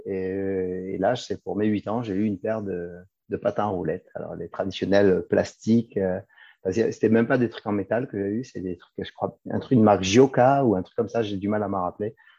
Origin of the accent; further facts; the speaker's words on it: Marseille, Provence-Alpes-Côte d'Azur, France; moved away as an adult; also born or lived in United States / Australia; now in Switzerland; je suis né à Marseille en 1972